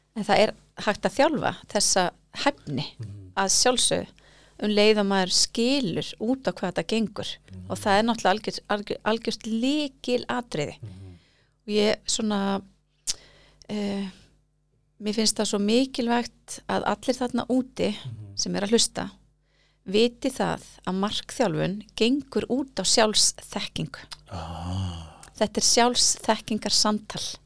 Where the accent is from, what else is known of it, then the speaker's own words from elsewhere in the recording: Reykjavík, Capital Region, Iceland; ég væri svona árbæðingur